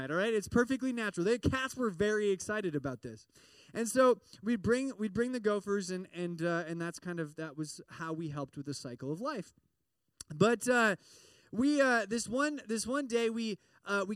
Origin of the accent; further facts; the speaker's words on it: Midwest, United States; I grew up in the Midwest, and there's lots of farms